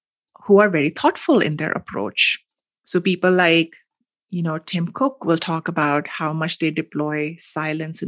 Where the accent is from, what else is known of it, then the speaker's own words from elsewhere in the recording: Mumbai, Maharashtra, India; I grew up in Mumbai, which is a mm-hmm. big city